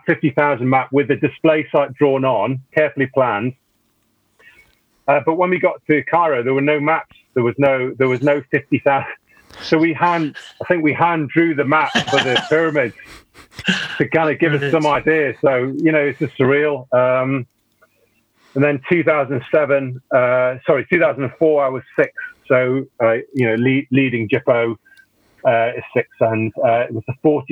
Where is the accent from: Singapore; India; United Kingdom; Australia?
United Kingdom; Newcastle upon Tyne, North East England; moved away; I'm originally from Newcastle